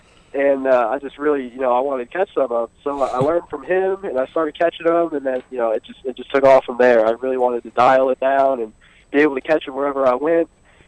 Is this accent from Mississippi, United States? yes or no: no; Fishers, Indiana, United States; I'm from Fishers, Indiana.